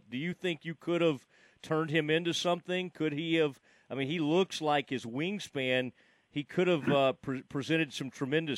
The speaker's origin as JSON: {"language": "English", "town": "Kaufman", "region": "Texas", "country": "United States", "tie": "born or raised there", "said": "where I grew up in Kauffman"}